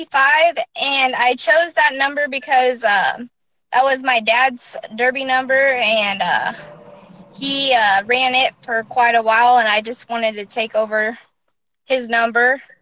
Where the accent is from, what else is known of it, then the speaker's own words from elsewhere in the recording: Keokuk, Iowa, United States; Okay, I'm from Keokuk, Iowa. I'm 20 years old.